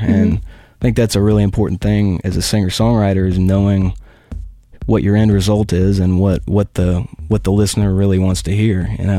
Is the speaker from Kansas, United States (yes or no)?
yes; Northeast Kansas, United States; I grew up in Northeast Kansas in the middle of nowhere, and you know, bad stuff happens out there.